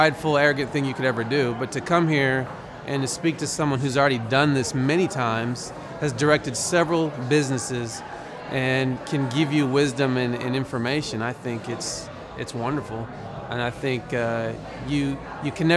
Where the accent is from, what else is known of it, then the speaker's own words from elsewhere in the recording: Broken Arrow, Oklahoma, United States; I'm from Broken Arrow